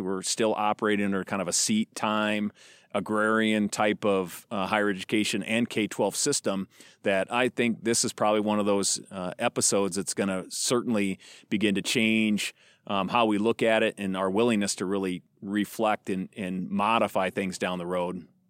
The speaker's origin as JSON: {"language": "English", "town": "Fort Pierre", "region": "South Dakota", "country": "United States", "tie": "born or raised there", "moved": "yes", "lives_now": "Chadron, United States", "said": "I grew up in a small town in South Dakota. Um, uh, most of the time I refer to, I'd say that I'm from Pier, but actually I've, just across the river is a smaller town called Fort Pier."}